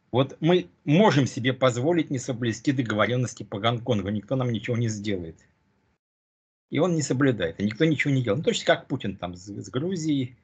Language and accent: Russian; Russia; moved away; я родился в России